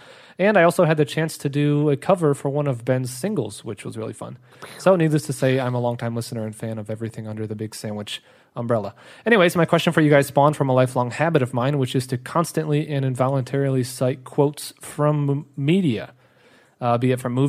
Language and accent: English; São Paulo, Brazil; also born or lived in United States; I'm a freelance illustrator based in São Paulo. Even though I was born in the U.S., I grew up here in Brazil.